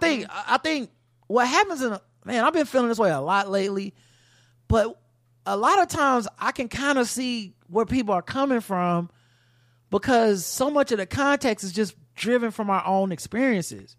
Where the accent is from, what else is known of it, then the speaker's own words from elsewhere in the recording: the South, United States; I'm from the South